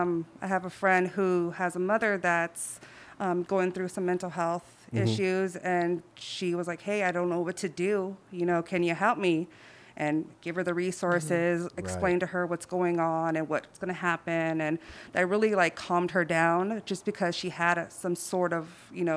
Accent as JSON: {"language": "English", "region": "Southeast", "country": "United States", "said": "Like, I can relate. I'm from the Southeast, you know, like, like, what's going on?"}